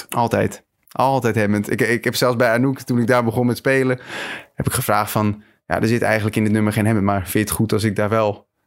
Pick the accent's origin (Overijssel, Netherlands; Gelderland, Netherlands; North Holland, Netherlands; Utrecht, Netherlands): North Holland, Netherlands; Schagen; Ik kom uit Schagen en daar had je een muziekcentrum. Daar kreeg ik muziekles en daar heb ik, ben ik mijn, eigen, mijn eerste bandjes begonnen.